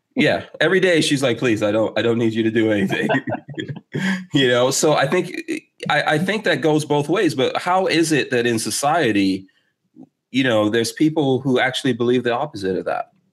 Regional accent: New York City, New York, United States; moved away as an adult; now in Gainesville, United States; I'm from Far Rockaway, New York

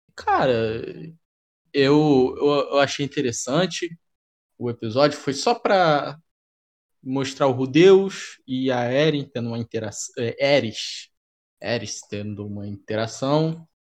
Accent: Brazil; vou falar como brasileiro

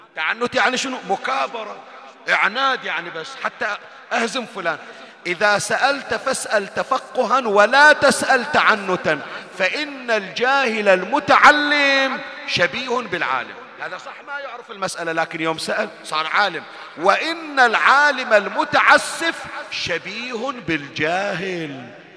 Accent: Bahrain; عندنا بالبحرين

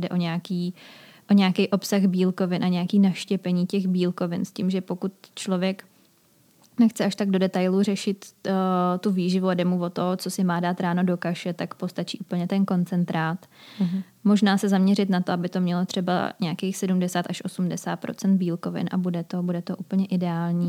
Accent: Czechia

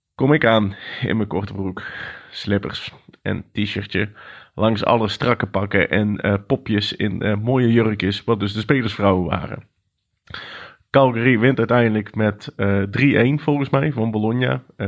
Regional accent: Netherlands

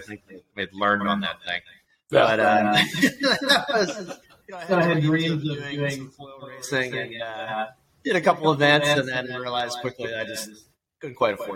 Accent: Annapolis, Maryland, United States; moved away as an adult; also born or lived in Charleston, South Carolina; I grew up in Annapolis, Maryland

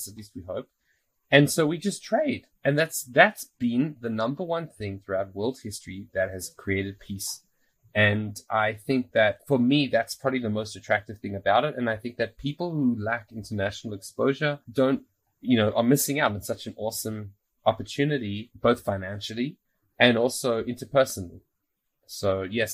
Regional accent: South Africa; also born or lived in Australia; now in Israel; growing up in South Africa, moving to Australia, now moving to Israel

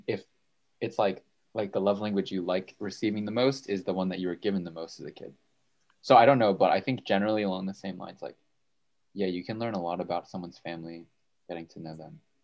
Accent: Bridgewater, New Jersey, United States; I'm a senior in Murray, and I hail from Bridgewater, New Jersey

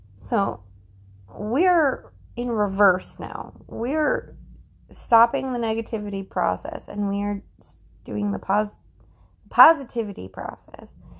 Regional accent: United States; as an American, I am an American

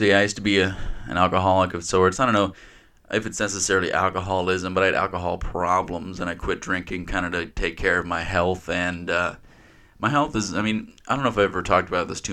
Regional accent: Kenosha, Wisconsin, United States; I left my hometown, Kenosha here

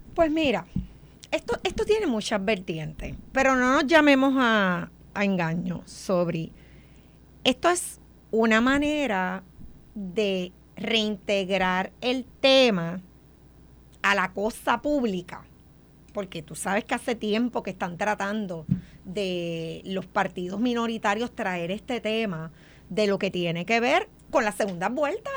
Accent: Puerto Rico; nosotros aquí como puertorriqueños no acabamos de entender que Puerto Rico ha perdido mucha población

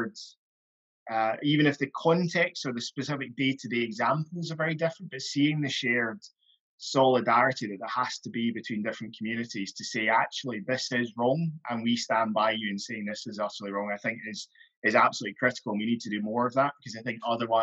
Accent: Highlands of Scotland, United Kingdom; I grew up in the Highlands of Scotland for my formative years.

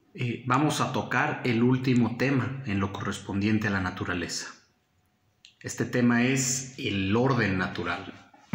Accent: Mexico; como mexicanos nuestra tradición está inclinada al eh, cristianismo católico

